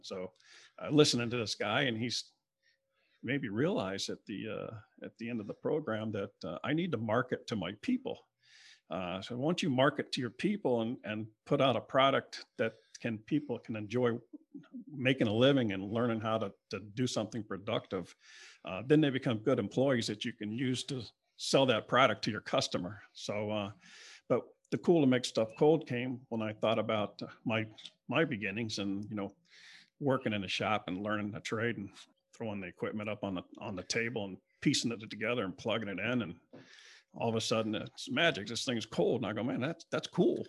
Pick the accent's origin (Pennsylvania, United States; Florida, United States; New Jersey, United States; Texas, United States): Florida, United States; Broward County, South; also born or lived in Palm Beach County, Florida / Lake Worth, Florida; now in West Palm Beach, United States; I grew up in South Florida, down in South Broward area, and then, uh, moved up, the family moved up in the middle of my high school years in, um, in nineteen seventy-two to Palm Beach County.